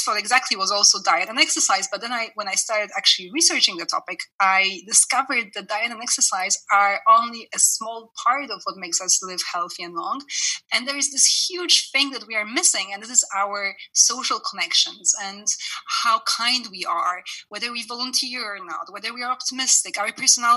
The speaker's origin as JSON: {"language": "English", "country": "Canada", "moved": "yes", "lives_now": "France", "said": "I'm Canadian as well. I lived in Canada for many years"}